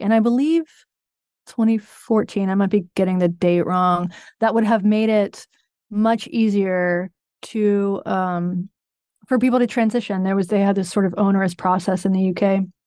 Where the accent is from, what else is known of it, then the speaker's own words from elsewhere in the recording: North Carolina, United States; I'm from North Carolina